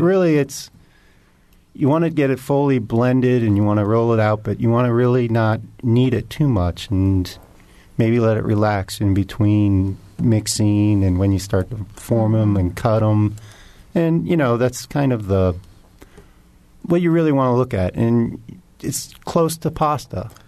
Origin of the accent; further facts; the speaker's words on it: Indianapolis, Indiana, United States; I grew up in Indianapolis